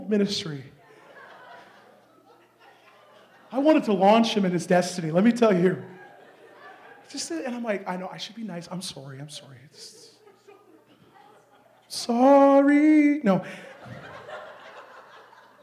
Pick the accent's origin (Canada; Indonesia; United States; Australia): Canada; I'm Canadian.